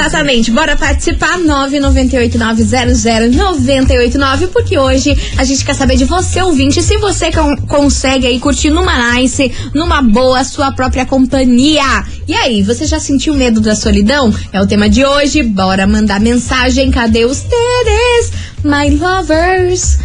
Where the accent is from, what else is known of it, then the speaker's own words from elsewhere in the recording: Brazil; a gente é brasileira